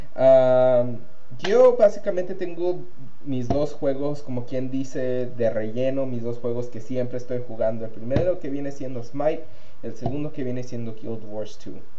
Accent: Mexico; now in United States; gamer mexicano

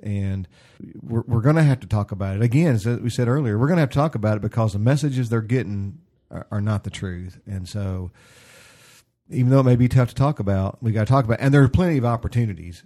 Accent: the South, United States; I grew up in the South

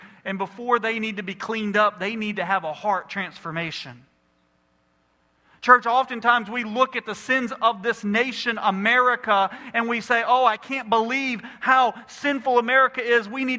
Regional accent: United States; I'm a Christian before I'm an American.

